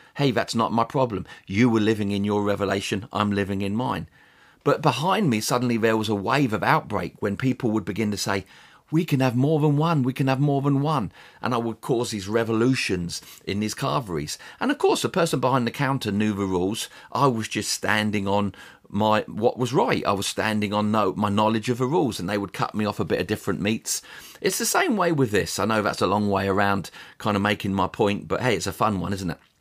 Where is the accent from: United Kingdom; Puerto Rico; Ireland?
United Kingdom; England; also born or lived in United States; As an Englishman, I'd been raised to think